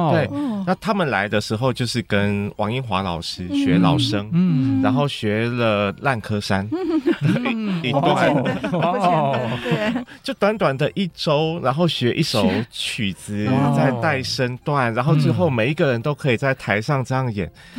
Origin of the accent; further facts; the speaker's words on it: Tainan, Taiwan; moved away; 因为我小时候在南部，然后我们在台南的那个地方